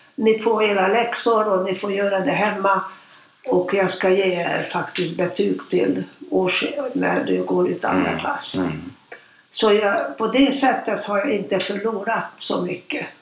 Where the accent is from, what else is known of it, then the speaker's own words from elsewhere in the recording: Budapest, Hungary; moved away as an adult; now in Stockholm, Sweden; Jag är född 1936 mm. och jag är född i Budapest. Mm. Och jag har inga syskon, det var mamma och pappa. Mm. Och vi bodde i Budapest eh, ända fram till 1956